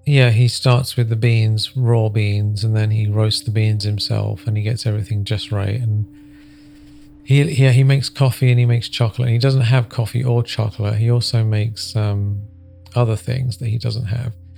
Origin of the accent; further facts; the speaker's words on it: Sedona, Arizona, United States; I'm from Sedona